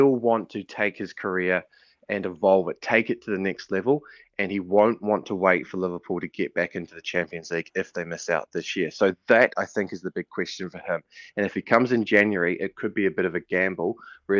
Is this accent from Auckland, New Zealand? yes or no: yes; Auckland, New Zealand; I'm from Auckland, so I grew up on the North Shore